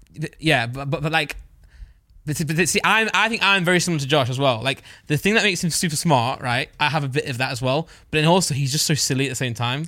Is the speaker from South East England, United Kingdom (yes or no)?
no; East Midlands, United Kingdom; I'm from the East Midlands